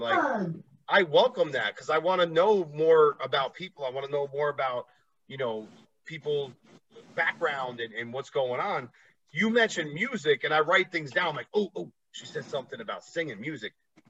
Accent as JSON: {"language": "English", "region": "East Coast", "country": "United States", "said": "I'm a Yankee guy, obviously. I come from the East Coast."}